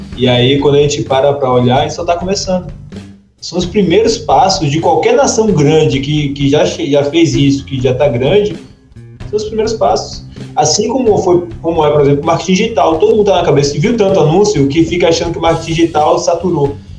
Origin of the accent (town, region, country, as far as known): Brazil